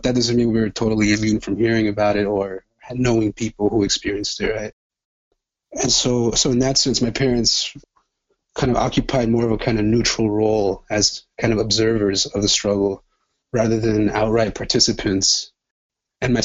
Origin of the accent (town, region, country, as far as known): Los Angeles, California, United States; born or raised there; also born or lived in El Salvador